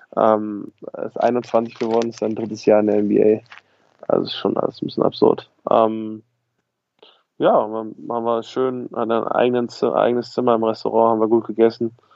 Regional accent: Berlin, Germany; ich komme aus Berlin

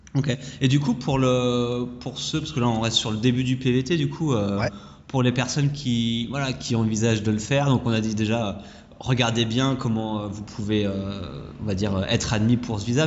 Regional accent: France; moved away; quand on vient de France

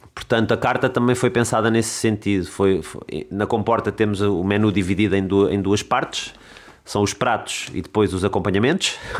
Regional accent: Lisbon, Portugal; moved away as an adult; also born or lived in Amadora / London; now in Alcácer do Sal, Portugal; Eu sou de Lisboa, uhum. um, nasci nasci e vivi os primeiros anos da minha vida ali na zona do Alto São João

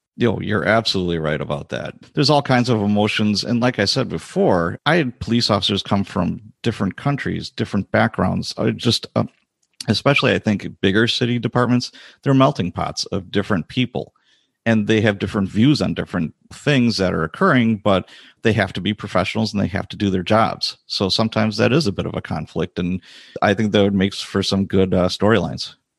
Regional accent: Chicago, Illinois, United States; now in Wisconsin, United States; I was born and raised in Chicago as a youngster

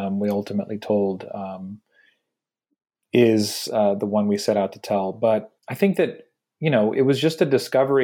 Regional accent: Houston, Texas, United States; moved away; we're from Houston, Texas originally

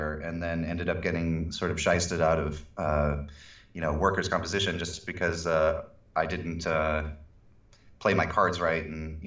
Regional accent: San Diego, California, United States; also born or lived in Santa Barbara / Los Angeles; I'm from San Diego originally

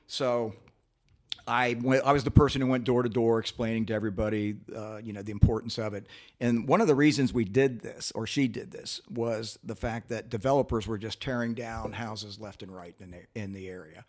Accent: Columbus, Ohio, United States; also born or lived in North Linden, Columbus; I grew up on Clinton Heights between Calumet and Indianola

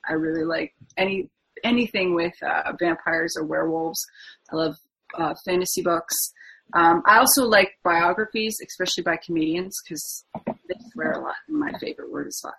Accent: Ontario, Canada; I'm from Ontario, Canada, and I live on Lake Huron on the Canadian side in a little itty bitty small town

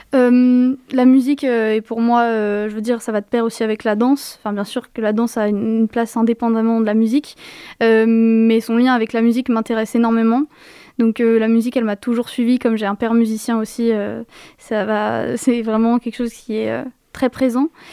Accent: Yvelines, Paris region, Île-de-France, France; Je viens de région parisienne, dans les Yvelines, plus précisément.

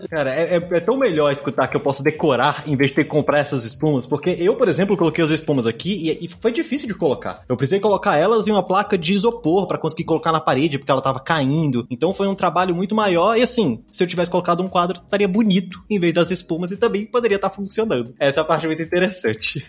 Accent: Brazil; somos brasileiros

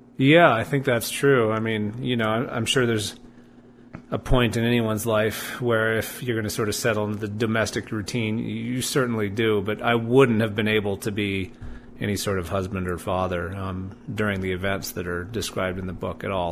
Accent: Albuquerque, New Mexico, United States; moved away; I grew up in Albuquerque

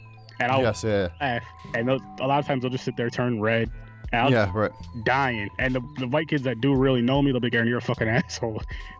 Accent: Schenectady, New York, United States; Yep, Schenectady. Not too far. Well, it's about 3 hours from the city, but yeah, I was born and raised here.

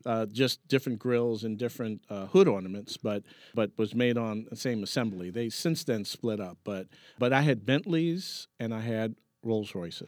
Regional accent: New York, United States; there was no silver spoon growing up in Harlem

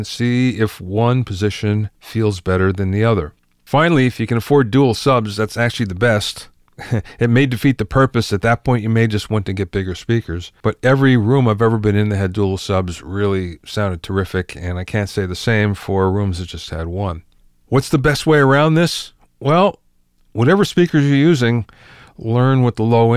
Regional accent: East Coast, United States; moved away; I came from the East Coast, and we didn't have that in the East Coast at all, at least not where I grew up

